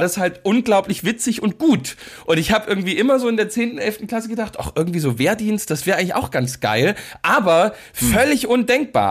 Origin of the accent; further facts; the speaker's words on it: Großschirma, Saxony, Germany; bei uns in Großschirmer gibt es eben einen Ortsteil Rotenfurt